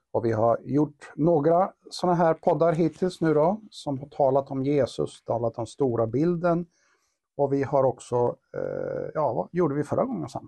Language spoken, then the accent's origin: Swedish; Karlstad, Värmland, Sweden; vi kommer båda från Karlstad och har våra rötter och våra baser här